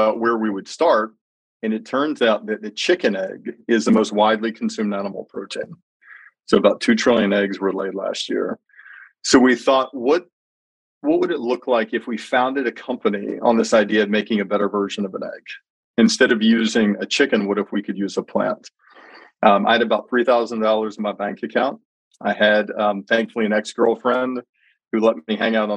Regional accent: Birmingham, Alabama, United States; I grew up in Birmingham, Alabama

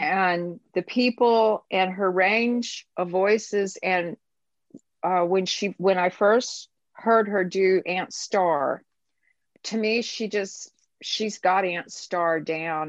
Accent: United States; As an American and as a woman

